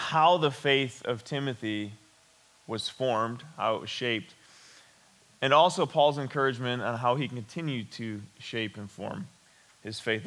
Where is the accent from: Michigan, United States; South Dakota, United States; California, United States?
Michigan, United States; West Branch; I grew up in West Branch. I attended Ogama Heights High School